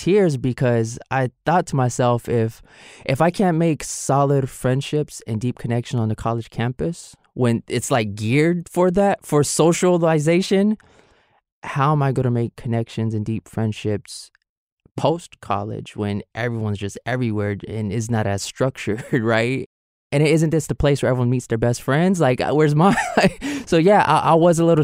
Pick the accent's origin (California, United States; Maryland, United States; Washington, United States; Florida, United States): California, United States; San Francisco; I grew up here in San Francisco